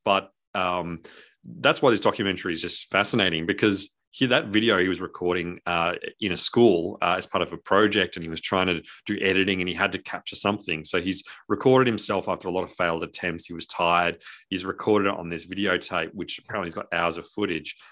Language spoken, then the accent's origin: English; Australia; we're Australian